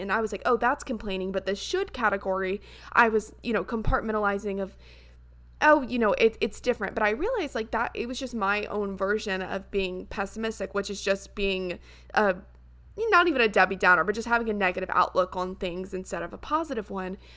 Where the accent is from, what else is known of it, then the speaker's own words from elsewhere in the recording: Columbia, South Carolina, United States; I'm from Columbia, South Carolina, which is the capital